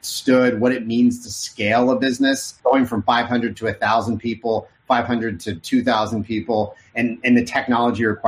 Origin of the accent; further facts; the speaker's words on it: Oklahoma, United States; also born or lived in Arkansas; I grew up in Oklahoma. I was born in Arkansas.